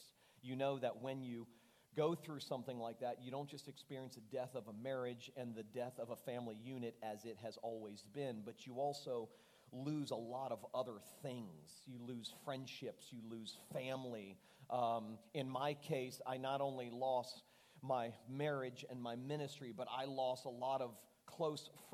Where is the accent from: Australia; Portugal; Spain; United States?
United States; Fort Lauderdale, Florida; I was leading a large, well-known church in my hometown of Fort Lauderdale.